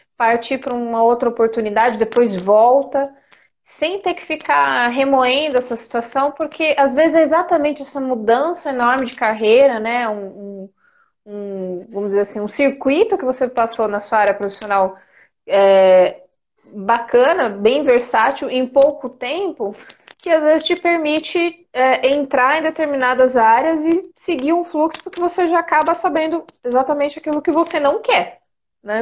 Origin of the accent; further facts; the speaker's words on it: São José do Rio Preto, São Paulo, Brazil; moved away as an adult; now in São Paulo, Brazil; eu sou do interior, sou de São José do Rio Preto, bem longe daqui de São Paulo.